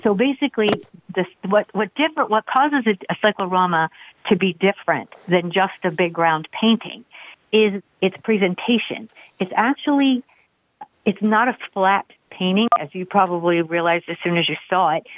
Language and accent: English; Pennsylvania, United States; now in Gettysburg, United States; my hometown regiment